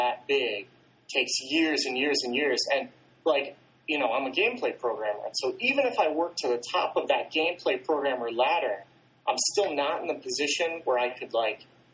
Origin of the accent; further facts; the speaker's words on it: Michigan, United States; I grew up in Michigan